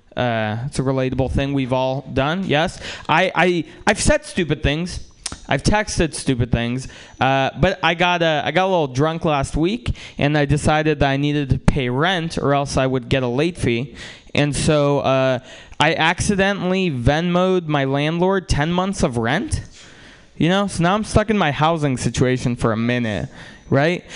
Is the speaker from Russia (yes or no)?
yes; Russia; now in United States; I'm from Russia, and uh, uh, some of my family is from Ukraine